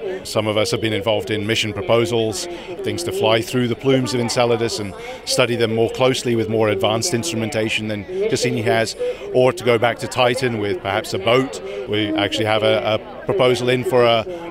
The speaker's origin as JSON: {"language": "English", "country": "United Kingdom", "also_born_or_lived": "Netherlands / United States", "moved": "yes"}